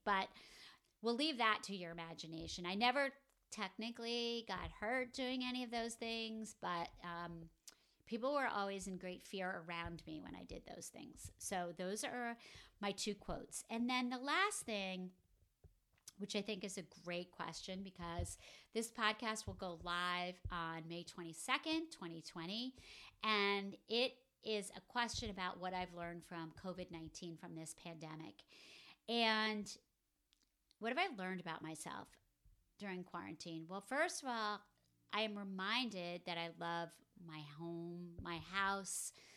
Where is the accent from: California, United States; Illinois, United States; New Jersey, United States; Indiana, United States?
New Jersey, United States; northern; I grew up in northern New Jersey